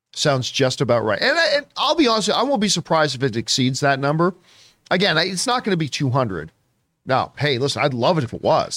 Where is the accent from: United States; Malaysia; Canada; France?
Canada; I'm Canadian